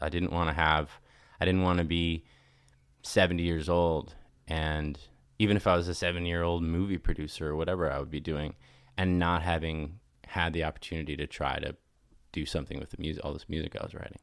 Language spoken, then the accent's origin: English; Nashville, Tennessee, United States; moved away as an adult; also born or lived in Los Angeles; I was growing up in Nashville